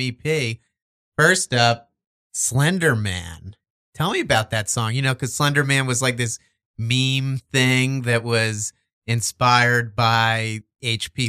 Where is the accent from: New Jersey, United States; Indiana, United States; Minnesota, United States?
New Jersey, United States; Verona; I'm from Verona, like Montclair oh, area.